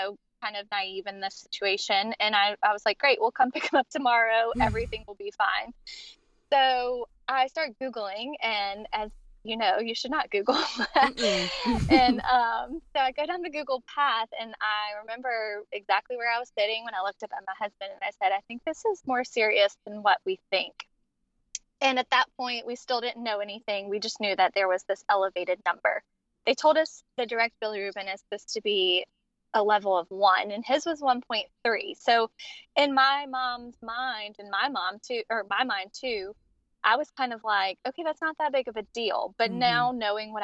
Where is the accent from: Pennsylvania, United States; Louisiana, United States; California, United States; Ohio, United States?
Louisiana, United States; Central; I am from Central Louisiana, born and raised.